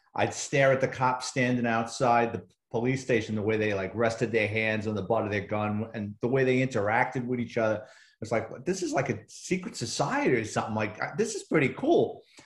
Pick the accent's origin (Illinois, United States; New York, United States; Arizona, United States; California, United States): New York, United States; New York City; I grew up in the Bronx in New York City